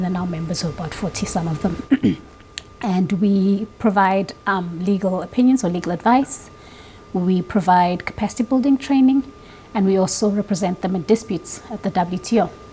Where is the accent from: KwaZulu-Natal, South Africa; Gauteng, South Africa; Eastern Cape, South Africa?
Gauteng, South Africa; Pretoria; moved away as an adult; now in Geneva, Switzerland; I'm from Pretoria originally, the capital city of South Africa.